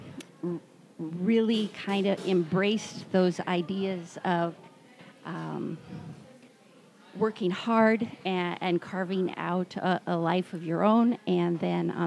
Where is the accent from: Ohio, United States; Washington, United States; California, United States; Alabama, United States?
Washington, United States; Snohomish; also born or lived in Camano Island, Washington; I am a Washington native. I grew up in Snohomish on a little hobby farm